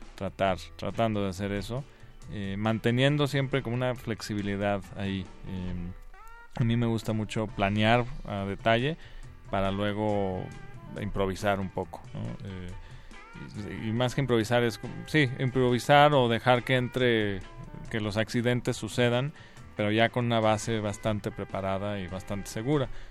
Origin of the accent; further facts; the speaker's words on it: Guanajuato, Mexico; yo crecí ahí en Guanajuato